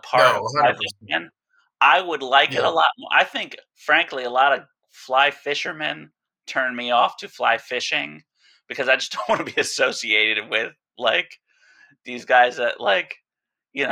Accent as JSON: {"language": "English", "region": "East Coast", "country": "United States", "tie": "born or raised there", "moved": "yes", "lives_now": "Alaska, United States", "said": "growing up on the East Coast"}